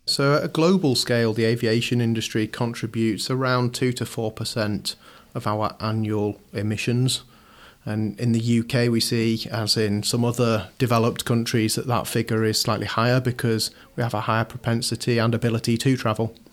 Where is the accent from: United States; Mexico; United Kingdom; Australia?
United Kingdom; Shropshire, West Midlands; moved away as an adult; now in Manchester, United Kingdom; I grew up in Shropshire, moved here as many, many thousands of people do each year to come to university